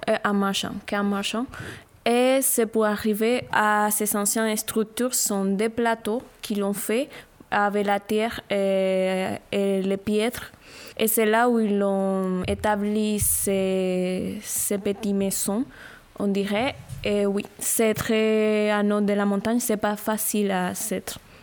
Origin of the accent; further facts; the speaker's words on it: Barranquilla, Atlántico, Colombia; French is a second language; moved away; notre région, à Gustavo et à moi, qui on vient de Barranquilla, Colombie